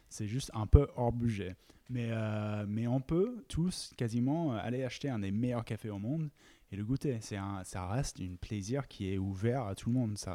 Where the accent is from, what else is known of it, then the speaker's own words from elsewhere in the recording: United States; French is a second language; also born or lived in United Kingdom; à la base, je suis américain et anglais et, j'ai tombé dans les cafés quand je faisais mes études aux États-Unis.